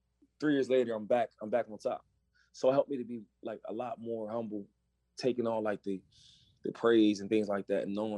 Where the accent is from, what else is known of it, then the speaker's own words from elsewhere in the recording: Harrisburg, Pennsylvania, United States; Some of the neighborhoods I grew up in, it was tough, but it makes you tough